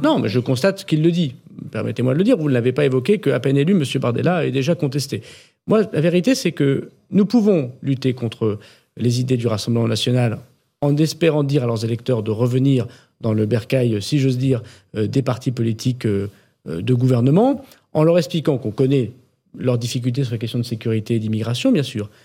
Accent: the Nord, Hauts-de-France, France; chez moi dans le Nord

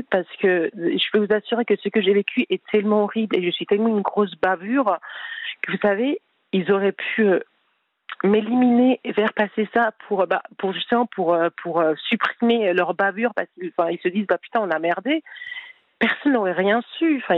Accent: France; Je dis oui, je veux rentrer en France puisque, enfin voilà, je je suis française, je veux je veux rentrer dans mon pays

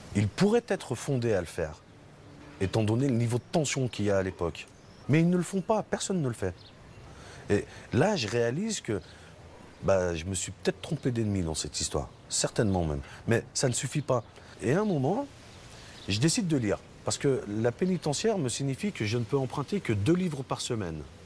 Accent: Villefontaine, Auvergne-Rhône-Alpes, France; C'est le quartier où j'ai grandi, les Oursons, à Villefontaine

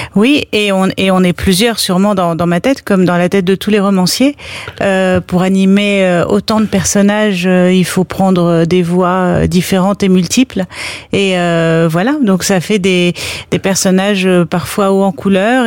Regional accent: Paris, Île-de-France, France; Je suis je suis une Parisienne presque caricaturale

